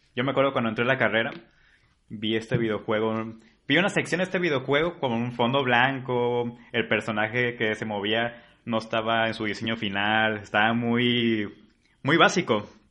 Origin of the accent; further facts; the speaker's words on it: Colima, Mexico; soy de Colima